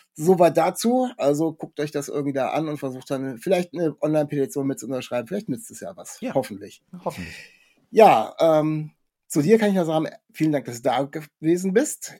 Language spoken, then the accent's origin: German; Kassel, Hesse, Germany; ich komme aus Kassel oder Nähe Kassel